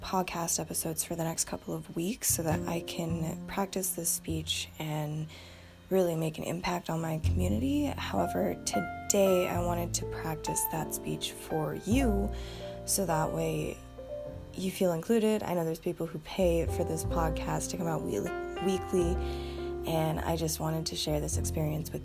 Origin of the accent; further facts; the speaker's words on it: Bozeman, Montana, United States; I am a light-skinned woman of color who grew up in the Gallatin Valley. I was born in Bozeman